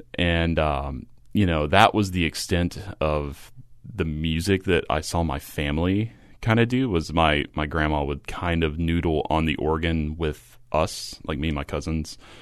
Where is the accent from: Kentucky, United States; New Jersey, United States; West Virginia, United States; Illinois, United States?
Kentucky, United States; I grew up in a small uh, I guess a manufacturing town in Kentucky, a population less than seven thousand